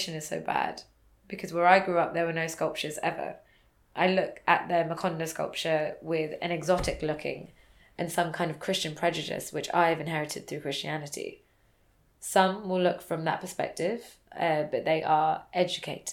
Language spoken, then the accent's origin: English; United Kingdom; I'm British Indian